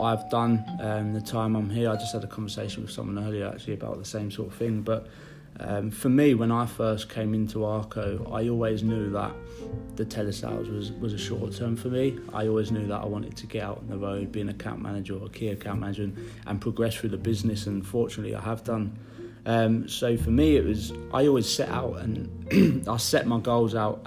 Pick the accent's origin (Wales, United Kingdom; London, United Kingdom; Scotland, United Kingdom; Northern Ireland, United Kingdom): London, United Kingdom; moved away as an adult; now in Hull, United Kingdom; I'm originally from London